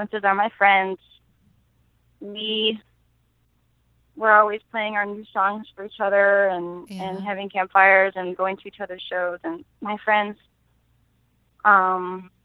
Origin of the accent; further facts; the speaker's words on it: Flint, Michigan, United States; moved away as an adult; now in New Orleans, United States; growing up in Flint, Michigan